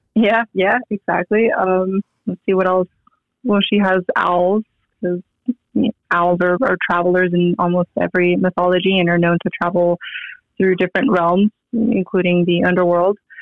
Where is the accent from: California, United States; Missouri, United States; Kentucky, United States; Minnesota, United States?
California, United States; San Diego; moved away as an adult; also born or lived in Rockledge, Florida; now in Las Vegas, United States; I was born in Florida, but you know I moved to San Diego and pretty much grew up in San Diego, raised in San Diego, and now I moved to Vegas